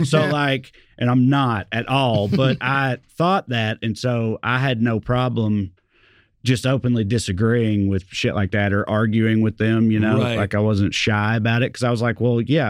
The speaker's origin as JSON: {"language": "English", "town": "Salina", "country": "United States", "tie": "born or raised there", "accent": "Southern", "moved": "yes"}